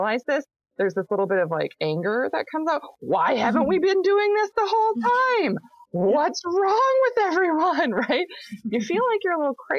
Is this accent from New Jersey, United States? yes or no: no; Minnesota, United States; I'm from Minnesota. I grew up here.